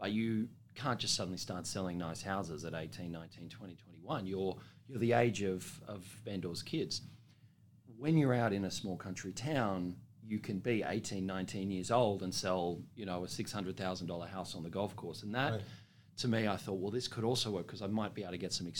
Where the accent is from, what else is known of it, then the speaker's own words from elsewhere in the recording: Sydney, New South Wales, Australia; also born or lived in Dubbo; I'm a eastern suburbs boy. I grew up in Sydney.